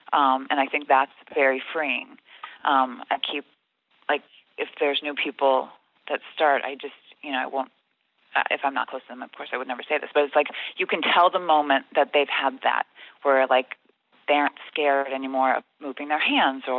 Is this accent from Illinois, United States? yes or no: yes; Chicago, Illinois, United States; I was from Chicago, and I would kind of swallow the D